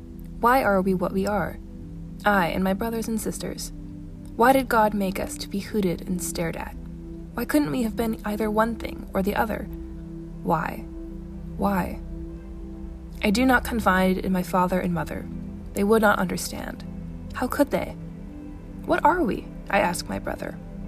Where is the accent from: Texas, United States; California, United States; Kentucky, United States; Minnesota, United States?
Minnesota, United States; Minneapolis; a mixed Japanese and white girl growing up in Minneapolis.